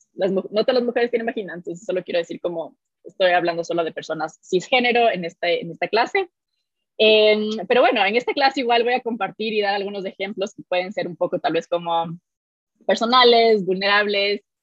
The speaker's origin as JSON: {"language": "Spanish", "country": "Ecuador", "tie": "born or raised there", "said": "nací y crecí en Ecuador"}